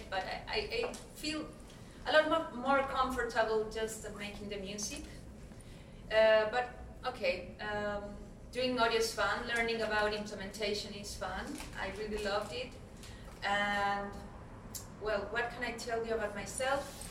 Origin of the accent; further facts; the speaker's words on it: Santiago, Santiago Metropolitan Region, Chile; I'm from Santiago, Chile.